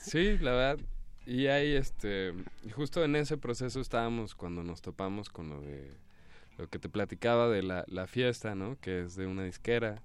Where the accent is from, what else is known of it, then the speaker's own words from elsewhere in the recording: Querétaro, Mexico; now in Mexico City, Mexico; yo crecí allá en Querétaro y luego me vine a vivir acá al DF